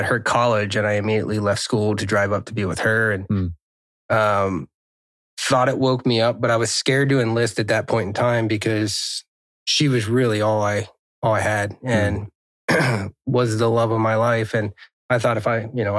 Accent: Pennsylvania, United States; also born or lived in Arizona; We moved from Arizona when I was 4 to Pennsylvania

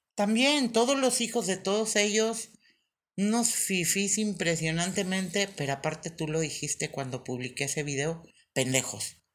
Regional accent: Coahuila, Mexico; yo soy coahuilense

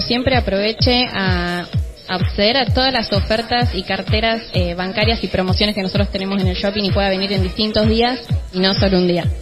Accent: Pergamino, Buenos Aires Province, Argentina; moved away; yo soy de Pergamino

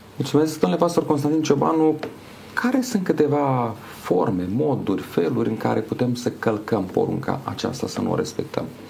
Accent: Romania; noi românii, pentru că suntem români cu toții

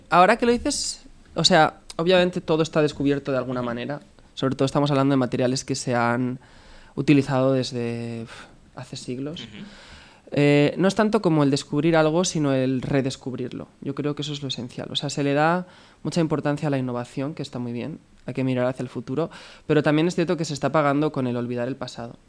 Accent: Alboraya, Valencian Community, Spain; moved away as an adult; also born or lived in China; por fin enseñar mi trabajo en mi pueblo

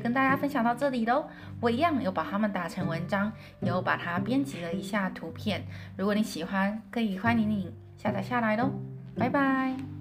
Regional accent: Taiwan; 我们台湾人说的就是所谓的马铃薯

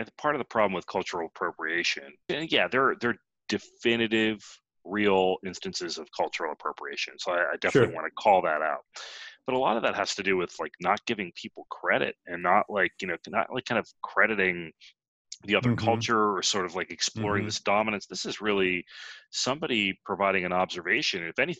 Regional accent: India; I'm Indian, so I don't care.

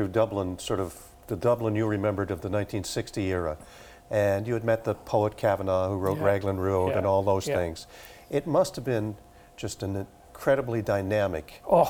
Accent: Montague, Prince Edward Island, Canada; like in my hometown, Montague

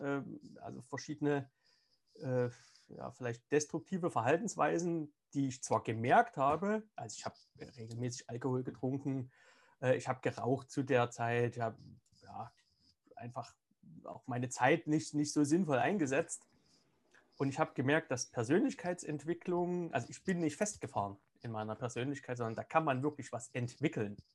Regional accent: Saxony, Germany; also born or lived in Moscow, Russia; Ich bin ja im, im Osten Deutschlands aufgewachsen

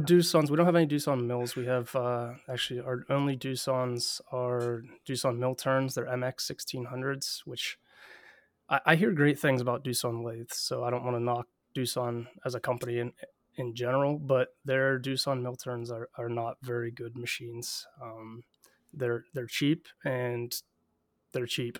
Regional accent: Southwestern Pennsylvania, United States; I'm originally from Southwestern P A, which is where I currently live

